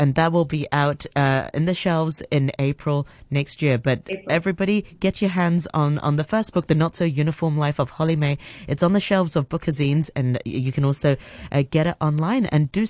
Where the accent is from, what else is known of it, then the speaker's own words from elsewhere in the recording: Hong Kong; Growing up in Hong Kong